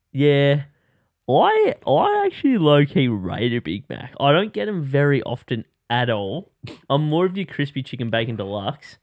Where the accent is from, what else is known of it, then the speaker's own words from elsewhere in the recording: Australia; I'm Australian